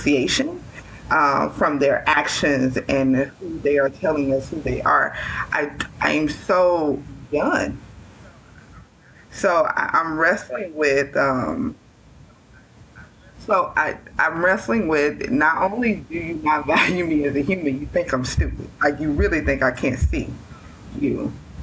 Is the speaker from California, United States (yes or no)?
no; Mississippi, United States; I have grown up and lived in the South all of my life